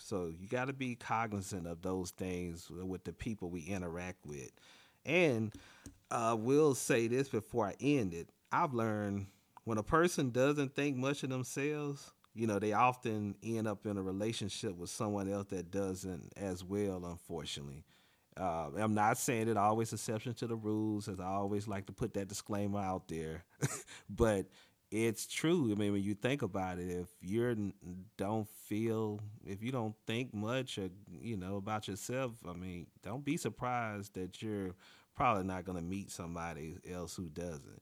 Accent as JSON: {"language": "English", "area": "near Montgomery", "region": "Alabama", "country": "United States", "tie": "born or raised there", "moved": "yes", "lives_now": "Washington, D.C., United States", "said": "the closest airport to my hometown is Montgomery, Alabama"}